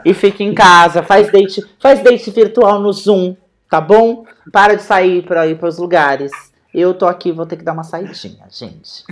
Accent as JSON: {"language": "Portuguese", "country": "Brazil", "said": "eu sou brasileira"}